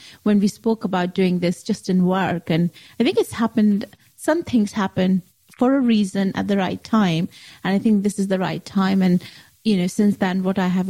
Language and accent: English; Asansol, West Bengal, India; moved away as an adult; now in United Kingdom; where I was born in Asansol, there is Armenian influences.